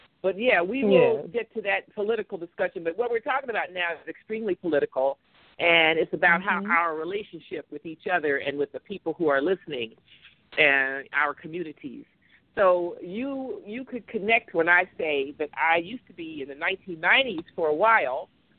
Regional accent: Washington, District of Columbia, United States; I'm in Washington. You're in New York. Okay, so mm-hmm. I'm black American. I'm from here. My family was enslaved here. My family has been here since before there was a United States.

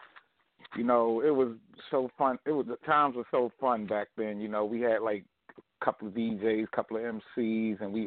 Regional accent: New York City, New York, United States; we came from Harlem, Lincoln Projects

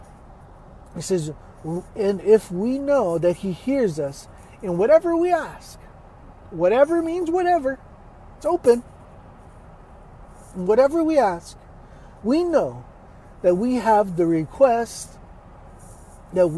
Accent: Texas, United States; I'm from Texas

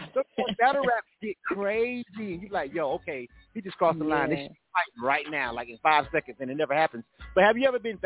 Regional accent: the South, United States; I'm from the South, more laid back

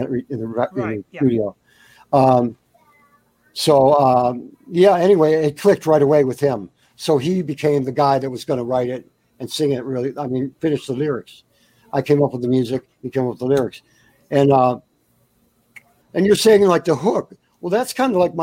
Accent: Detroit, Michigan, United States; also born or lived in Buffalo, New York / Florida; I grew up in Motown when I was 11 years old. I moved into Detroit. I was born in Buffalo, New York. I moved to Detroit when I was about 9 or 10.

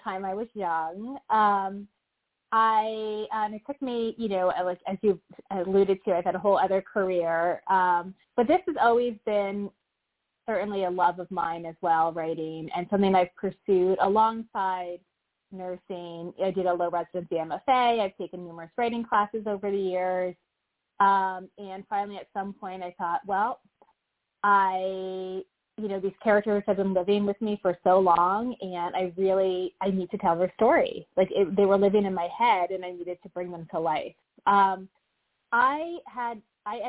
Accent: Mendham, New Jersey, United States; now in Boston, United States; my hometown where I grew up in New Jersey, a town of 5,000

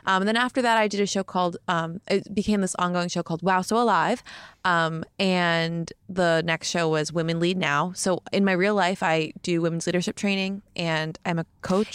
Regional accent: Montclair, New Jersey, United States; I'm from Jersey

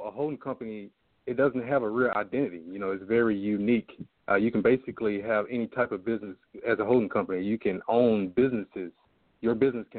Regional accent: Jackson, Mississippi, United States; I'm originally from Jackson, Mississippi

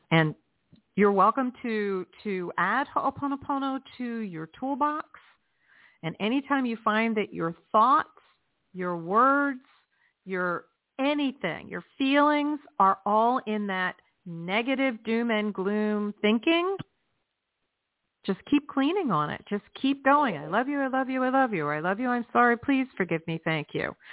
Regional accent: Sarasota County, South Florida, United States; now in North Florida, United States; We're both in South Florida in Palm Beach County. Oh, okay. I was I was born in South Florida in Sarasota County

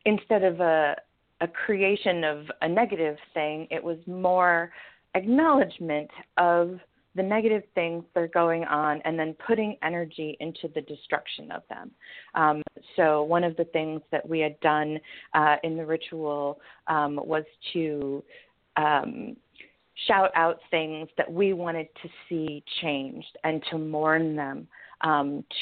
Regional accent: Michigan, United States; now in Portland, United States; I'm originally from Michigan, and I'm currently a resident of Portland, Oregon

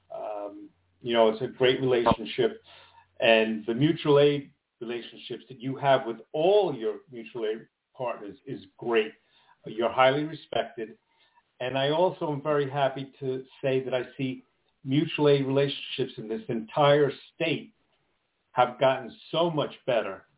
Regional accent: Long Island, New York, United States; I'm from Long Island

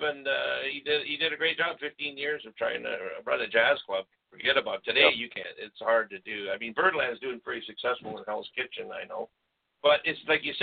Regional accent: Hamilton, Ontario, Canada; I came from Hamilton. I was born in Hamilton, Ontario

